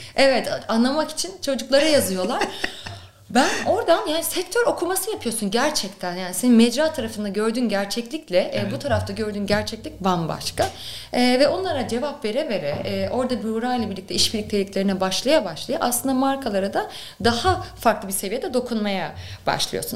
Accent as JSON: {"language": "Turkish", "region": "Ankara", "country": "Turkey", "tie": "born or raised there", "also_born_or_lived": "Istanbul", "moved": "as an adult", "said": "ben Ankara'lıyım aslında. E, Ankara'da okurken e, derdim ki ben yani Ankara'dan gitmeyeceğim."}